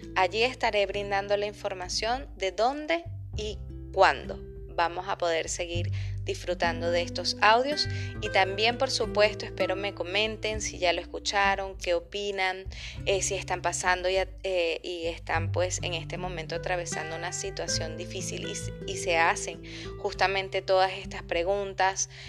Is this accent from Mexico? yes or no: no; Venezuela; moved away as an adult; now in Chile; soy periodista, venezolana, emigrante, vivo en Chile desde hace tres años